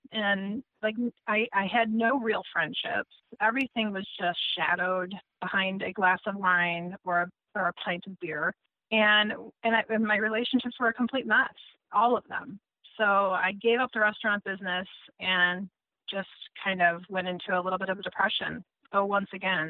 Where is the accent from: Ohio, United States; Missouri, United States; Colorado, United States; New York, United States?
Ohio, United States; Cleveland; moved away as an adult; now in Munster, United States; I'm originally from Cleveland, Ohio, but I relocated to Munster, Indiana in 2002